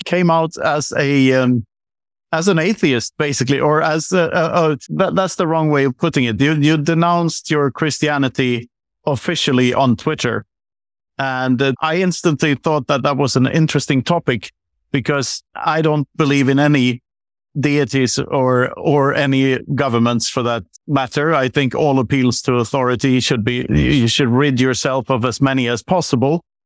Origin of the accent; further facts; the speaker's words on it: Sweden; I grew up on the Swedish countryside